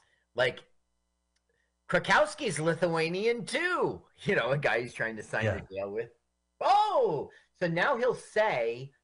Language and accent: English; Phoenix, Arizona, United States; moved away; I grew up in Phoenix